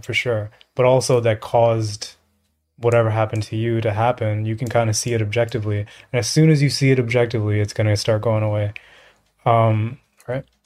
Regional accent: New York, United States; I grew up in the projects. I grew up in New York

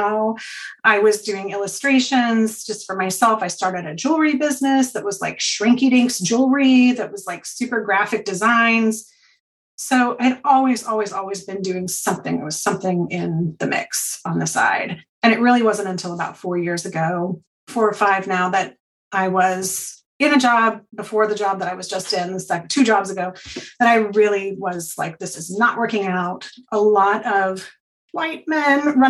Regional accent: Portland, Oregon, United States; I grew up in Portland, but like outer Southeast Portland.

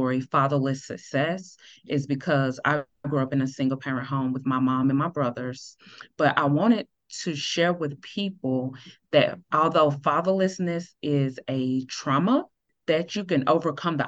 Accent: Greenville, South Carolina, United States; now in Dallas, United States; Originally, I'm from Greenville, South Carolina, but now I reside in Dallas, Texas

